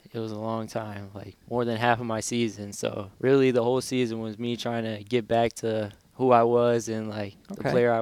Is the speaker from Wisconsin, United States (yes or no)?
yes; Hales Corners, Wisconsin, United States; I was born and raised in Hale's Corner, Wisconsin